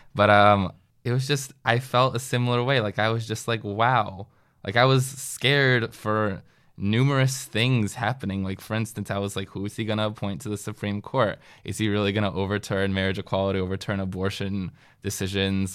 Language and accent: English; Northern New Jersey, United States; moved away; also born or lived in Washington, D.C.; I am from Northern New Jersey